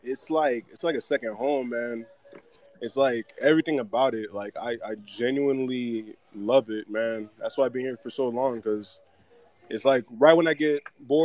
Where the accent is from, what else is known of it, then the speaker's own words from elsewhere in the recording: Florida, United States; moved away as an adult; now in Brazil; I'm from Florida.